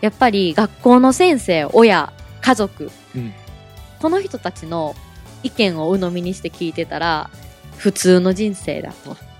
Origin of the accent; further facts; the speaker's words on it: Osaka, Japan; 私はですね、大阪生まれ、大阪育ちなんですけども